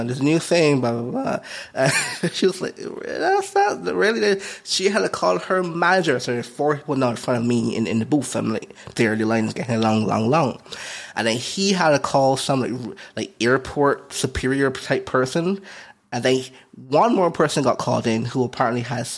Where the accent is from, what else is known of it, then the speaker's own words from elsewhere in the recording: Barbados; moved away; also born or lived in Philippines; I'm from Barbados, so I have a Barbados passport